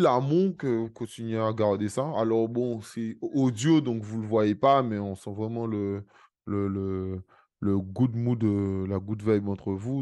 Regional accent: Guadeloupe; je suis guadeloupéen

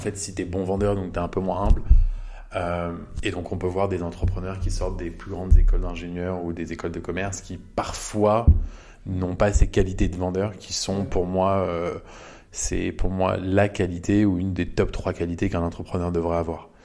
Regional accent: Paris, Île-de-France, France; also born or lived in Chicago, United States; je suis né à Chicago, j'ai grandi à Paris

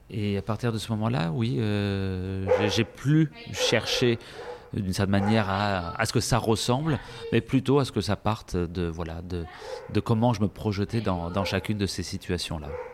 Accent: Marseille, Provence-Alpes-Côte d'Azur, France; moved away as an adult; also born or lived in Paris; j'ai quitté Marseille, j'avais un peu plus de 19 ans

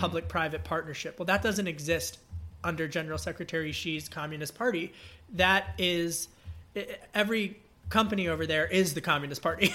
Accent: Pennsylvania, United States; my home state of Pennsylvania, Great Commonwealth.

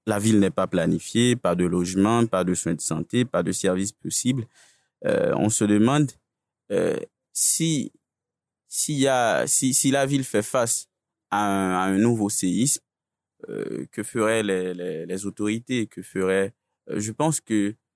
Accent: Port-au-Prince, Ouest, Haiti; moi je suis né à Port-au-Prince.

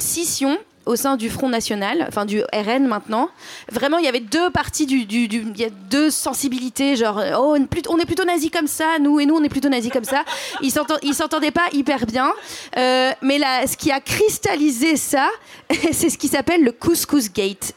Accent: Drôme, Auvergne-Rhône-Alpes, France; J'ai grandi dans la Drôme

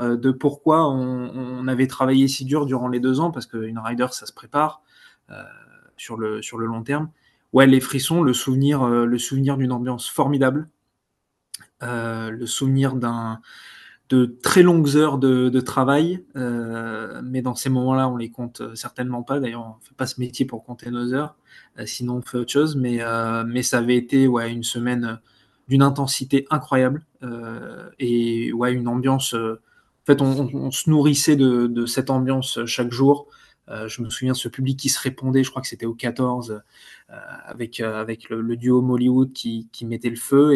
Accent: France; on est français, donc européen

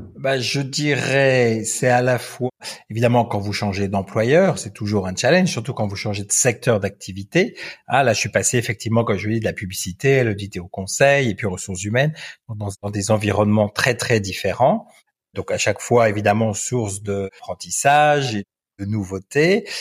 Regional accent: France; moved away as an adult; now in Belgium; je suis un Français qui vit en Belgique depuis 18 ans pour des raisons professionnelles

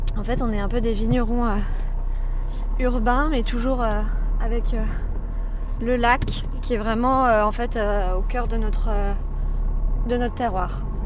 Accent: Savoie, Auvergne-Rhône-Alpes, France; also born or lived in Canada / Beaune

